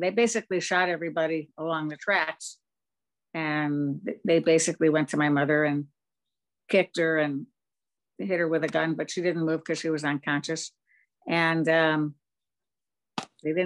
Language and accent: English; Munich, Bavaria, Germany; I was born in Munich after the war